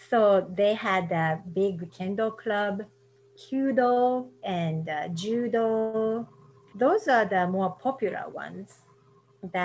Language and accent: English; Kobe, Hyogo, Japan; English is a second language; moved away as an adult; also born or lived in San Francisco Bay Area, United States; now in Murfreesboro, United States; I'm originally from Kobe, Japan. I currently live in Murfreesboro, Tennessee.